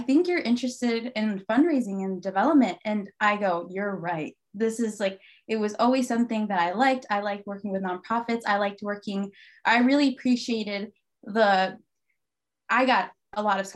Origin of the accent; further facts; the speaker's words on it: Wyoming, Michigan, United States; My sisters and I grew up in Wyoming, Michigan, but my parents are from Mexico